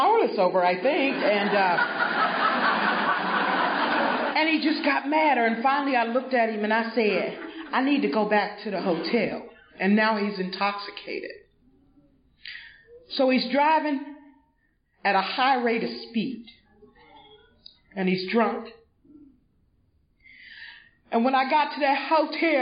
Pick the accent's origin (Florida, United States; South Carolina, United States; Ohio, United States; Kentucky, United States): South Carolina, United States; Greenville; moved away; I am originally from Greenville, South Carolina. And back home, we lived in a little white house on a red clay road